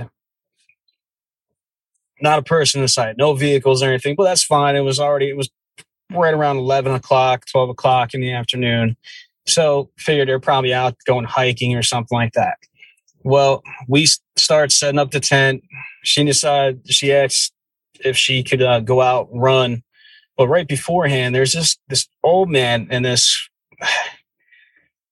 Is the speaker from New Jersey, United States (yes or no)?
yes; New Jersey, United States; I grew up in the Jersey woods